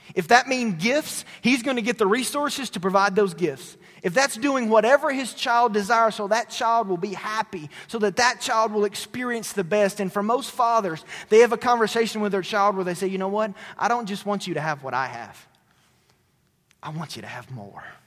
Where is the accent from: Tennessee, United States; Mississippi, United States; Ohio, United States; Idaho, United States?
Tennessee, United States; moved away; my hometown in Tennessee